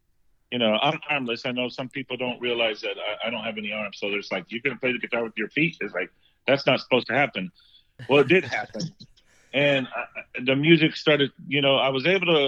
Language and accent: English; Chino, California, United States; also born or lived in Los Angeles, California; later on, I grew up in Chino, California. Was kind of like my elementary, mid-elementary age, I went to Chino. And, that's where I grew up, in that area.